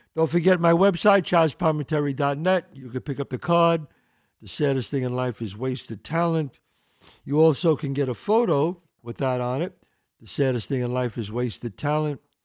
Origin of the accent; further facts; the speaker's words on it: New York City, New York, United States; I grew up in the Bronx, one eighty-seventh and Belmont